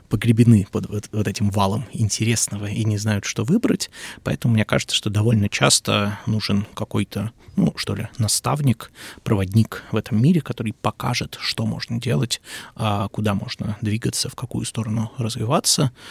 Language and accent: Russian; Saint Petersburg, Russia; Ну, я родом из Петербурга.